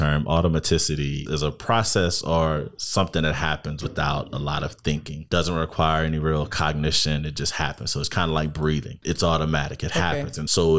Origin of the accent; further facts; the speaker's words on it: New Orleans, Louisiana, United States; I'm from New Orleans, born and raised. Graduated from Israel Newman, graduated from Southern University of Baton Rouge, graduated from Jackson State University with my PhD in clinical psych. Moved through the space, got back home in 2013